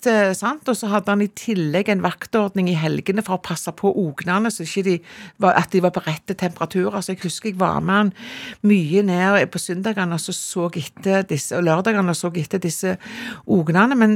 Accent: Jørpeland, Rogaland, Norway; born there; Jeg er født på Jørpeland, og det er liksom den siste minibyen du kjører gjennom når du skal til Prekestolen. Ja. Så det ligger inne i Ryfylke, rett og slett.

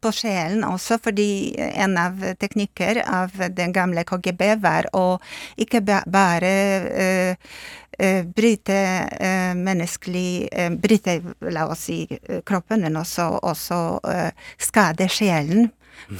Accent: Poland; Norwegian is a second language; moved away; jeg er polsk

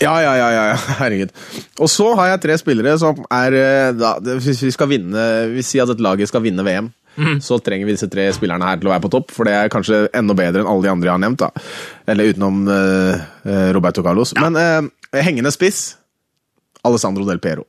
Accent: Oslo, Norway; Jeg er fra Theisen i Oslo

